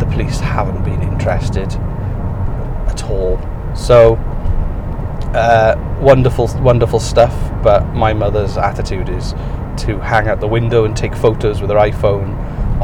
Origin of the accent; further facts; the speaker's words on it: United Kingdom; moved away as an adult; now in Canada; British people do drink more